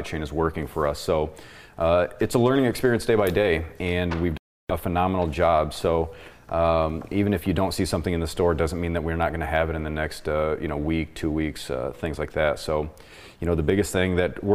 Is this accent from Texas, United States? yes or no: no; Michigan, United States; I was born in Michigan